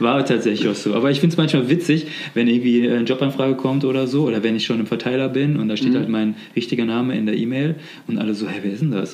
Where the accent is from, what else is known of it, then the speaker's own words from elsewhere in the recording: near Gummersbach, North Rhine-Westphalia, Germany; now in Cologne, Germany; wo ich aufgewachsen bin sozusagen. Also, ähm, in der Nähe von Gummersbach